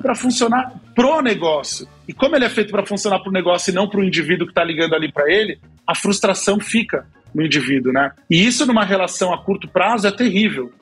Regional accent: Brazil; a gente é latino, a gente é brasileiro

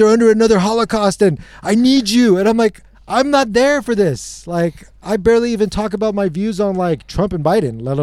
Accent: United States; also born or lived in England; I was born in England, and I've been raised here my whole life

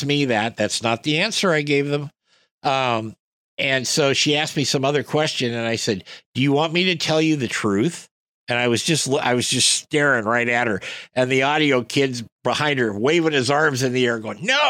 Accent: West Coast, United States; I come from the West Coast

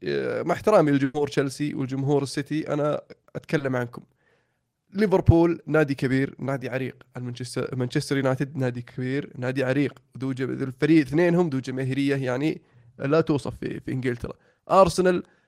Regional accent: Saudi Arabia; عندنا في السعوديه

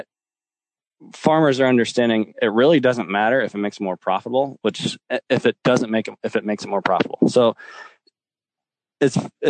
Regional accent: Lincoln, Nebraska, United States; I'm from Lincoln, Nebraska, which by any means isn't a big city

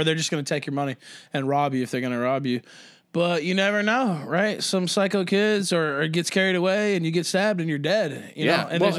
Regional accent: Memphis, Tennessee, United States; But Memphis, Tennessee, I grew up where people were getting smoked, you know, all the time.

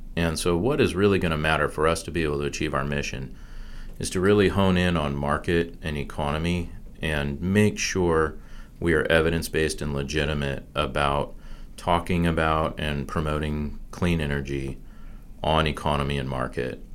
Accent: San Diego, California, United States; moved away as an adult; also born or lived in Wisconsin / Washington, D.C.; now in North Carolina, United States; born in Wisconsin, but I grew up in San Diego, California, and then went to school in D.C.

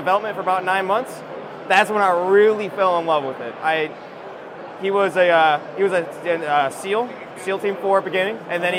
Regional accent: Tennessee, United States; A little bit everywhere, but I claim Tennessee is my home state. I love it out there.

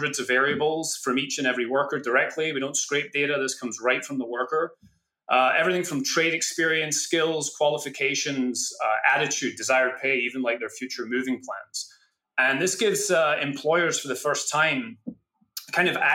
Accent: Scotland, United Kingdom; moved away; I was born in Scotland

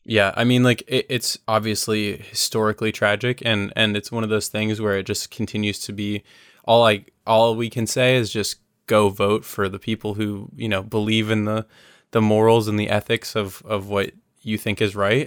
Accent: United States; as an American

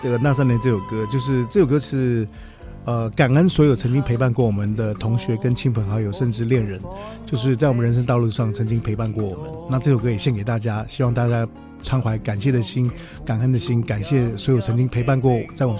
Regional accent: Taiwan; 我是台湾人，我也没有出国

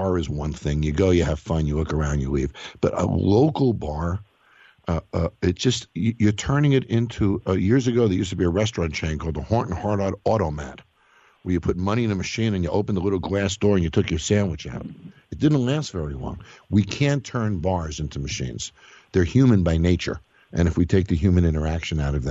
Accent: Scarsdale, New York, United States; I was born in Scarsdale

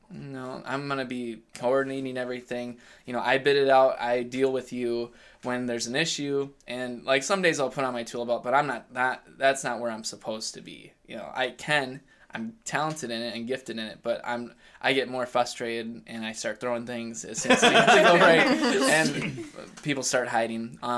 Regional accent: Elk River, Minnesota, United States; I grew up in Elk River, Minnesota.

